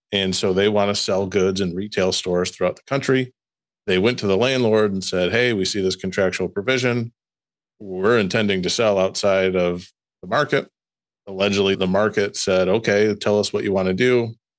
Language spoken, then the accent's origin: English; Midwest, United States; accent: Midwestern; also born or lived in East Lansing